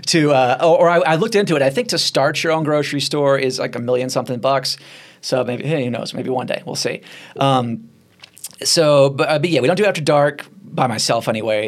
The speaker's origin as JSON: {"language": "English", "town": "Nashville", "region": "Tennessee", "country": "United States", "tie": "born or raised there", "moved": "yes", "said": "my hometown in Nashville"}